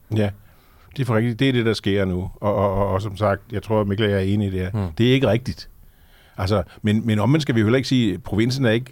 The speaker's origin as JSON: {"language": "Danish", "area": "Lolland", "region": "Zealand", "country": "Denmark", "tie": "born or raised there", "also_born_or_lived": "Copenhagen / Møn", "moved": "yes", "said": "født og opvokset på Lolland"}